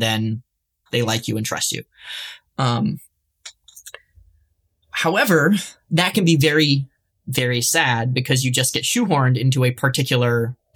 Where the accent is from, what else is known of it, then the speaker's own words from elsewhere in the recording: Michigan, United States; I grew up in Michigan